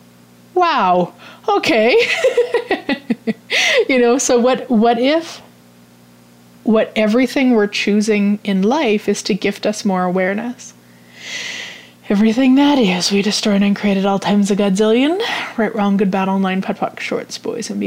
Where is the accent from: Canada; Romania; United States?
Canada; I'm Canadian